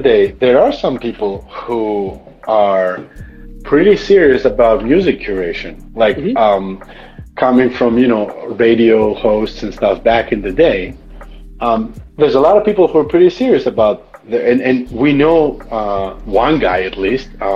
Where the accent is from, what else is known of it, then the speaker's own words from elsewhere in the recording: Greece; accent: Greek; I'm almost like losing my American like accent. I go back to the Greekness